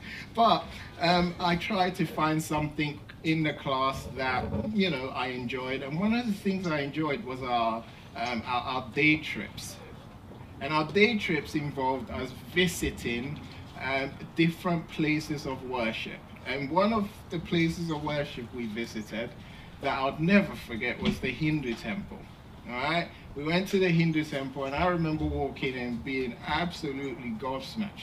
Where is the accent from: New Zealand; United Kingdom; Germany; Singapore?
United Kingdom; England; when I was young, growing up in England